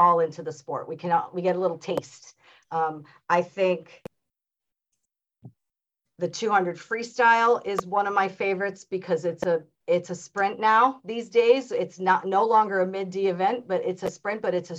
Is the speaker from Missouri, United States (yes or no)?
no; New York metro Pennsylvania area, United States; now in Florida, United States; I grew up in like the New York metro Pennsylvania area